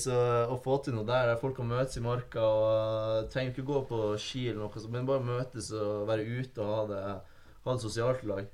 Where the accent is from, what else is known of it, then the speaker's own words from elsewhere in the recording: Tromsø, Troms, Norway; moved away as an adult; Og jeg er fra Tromsø. Født og oppvokst i Tromsø